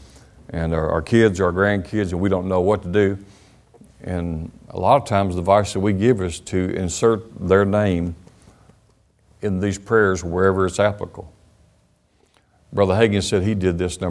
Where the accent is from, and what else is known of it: United States; also born or lived in Alabama